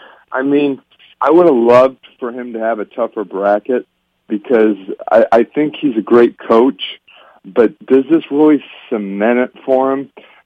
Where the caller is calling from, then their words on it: Plymouth, Indiana, United States; from Plymouth, Indiana.